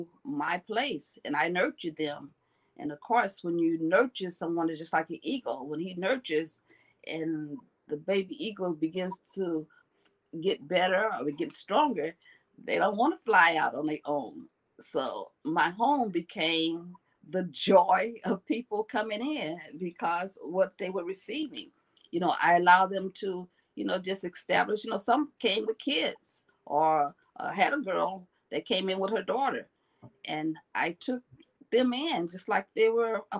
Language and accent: English; Los Angeles, California, United States; I am from Los Angeles, California. This is my home